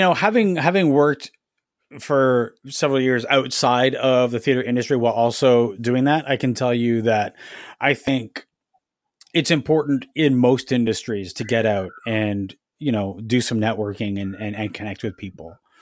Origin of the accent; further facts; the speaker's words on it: Ajax, Ontario, Canada; moved away as an adult; now in Toronto, Canada; I grew up in Ajax, which is about a thirty minutes drive outside of Toronto